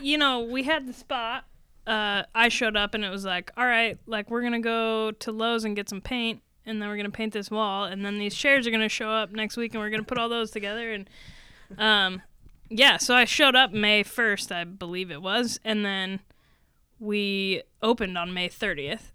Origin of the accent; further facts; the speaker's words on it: Portland, Oregon, United States; moved away as an adult; now in South Bend, United States; we grew up in Portland, Oregon